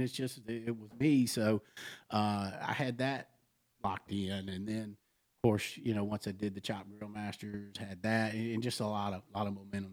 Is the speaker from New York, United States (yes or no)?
no; Mississippi, United States; I'm from Mississippi.